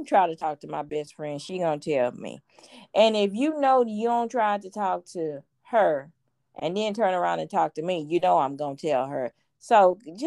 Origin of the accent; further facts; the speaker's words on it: Houston, Texas, United States; I'm from Fifth Ward